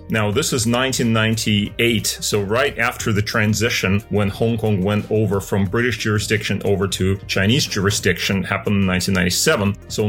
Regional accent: Russian Far East, Russia; moved away; me being growing up in Russian Asia, what you would call it. I was born in a little town on the at the time it was the Sino-Soviet border in the Russian Far East on the Usuri River

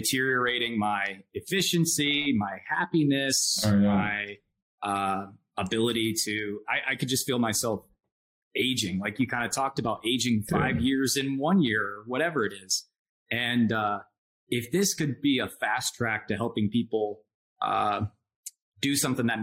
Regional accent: Georgia, United States; I grew up in Georgia. So small town in Georgia.

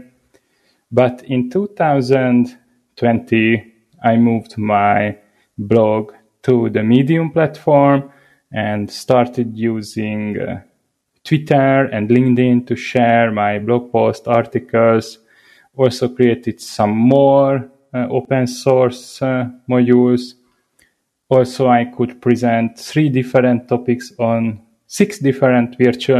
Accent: Hungary; I come from Hungary

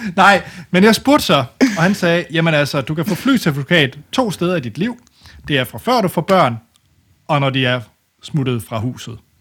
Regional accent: West Jutland, Central Denmark Region, Denmark; jeg er fra det mørke Vestjylland

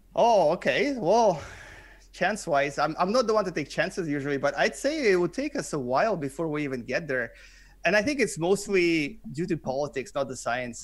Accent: Canada; English is a second language; moved away as an adult; now in South Korea; I am a Canadian, I live in, in South Korea. I've been here since two thousand seven

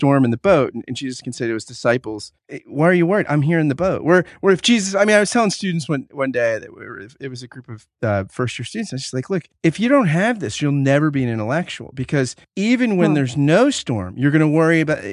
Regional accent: New Jersey, United States; I grew up in New Jersey.

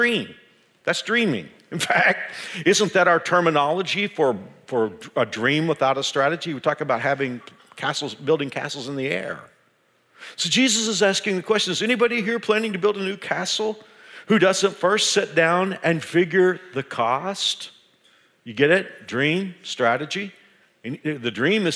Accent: Dallas, Texas, United States; moved away; I grew up in the Dallas-Fort Worth area

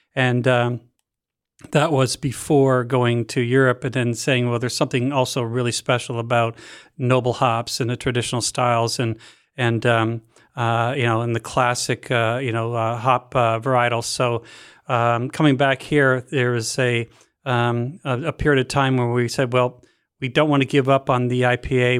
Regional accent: Canada; moved away; growing up in Canada

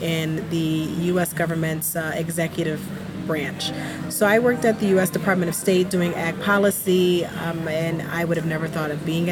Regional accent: New Jersey, United States; moved away as an adult; also born or lived in Philadelphia, Pennsylvania; now in Accra, Ghana; I was born in Philadelphia, raised in South Jersey. And I've been living in Accra now since 2020.

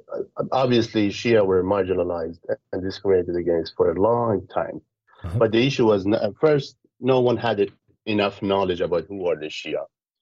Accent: Iraq; born there; because I was born in Iraq. I'm from Iraqi father, Iranian mother. Lived all around the world due to many issues.

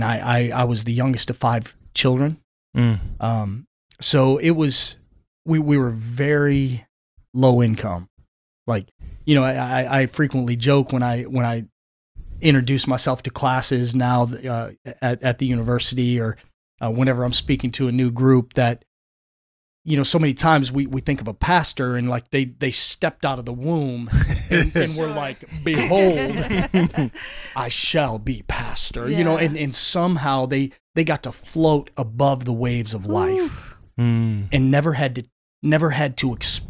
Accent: Flint, Michigan, United States; growing up in Flint, Michigan, just about 3 miles north of Flint proper, rough upbringing

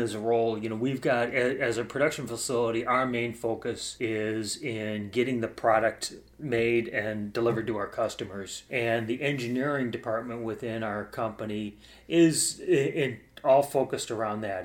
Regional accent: Cleveland, Ohio, United States; also born or lived in Orlando, Florida; I grew up in Cleveland, uh, and I lived most of my life there

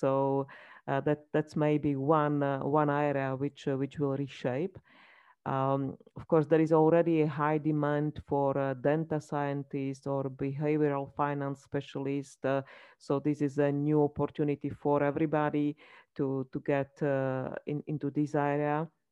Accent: Slovakia; I come from Slovakia, so I can say that it's a small country

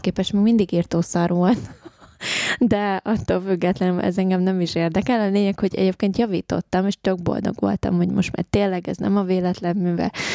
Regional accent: Hungary; moved away; én ugye vidéken nőttem fel

